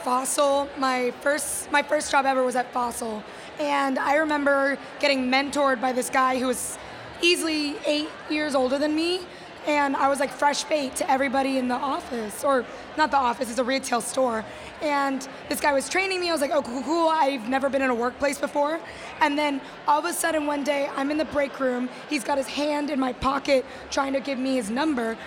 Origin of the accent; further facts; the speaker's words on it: Texas, United States; I'm Puerto Rican, I'm Boricua, and but I grew up in Texas